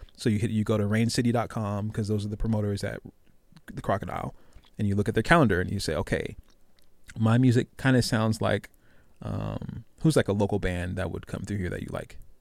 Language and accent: English; Tacoma, Washington, United States; I'm from the heart of Tacoma. I'm from Hilltop.